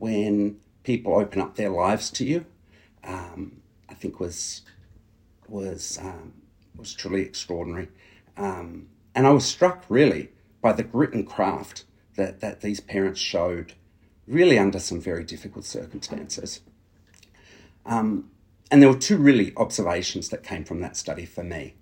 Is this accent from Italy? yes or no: no; New South Wales, Australia; my home state of New South Wales